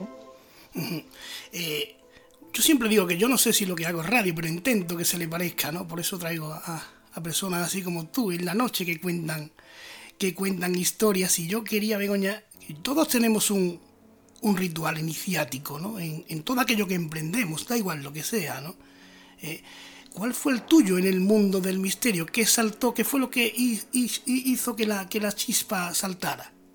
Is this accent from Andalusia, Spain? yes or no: yes; Andalusia, Spain; mi tierra, por Andalucía